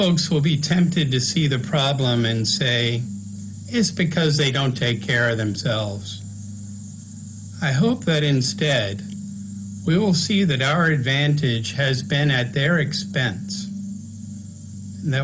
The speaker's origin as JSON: {"language": "English", "town": "Smithfield", "region": "Virginia", "country": "United States", "tie": "born or raised there", "moved": "yes", "said": "where I grew up,\" which was over in Smithfield"}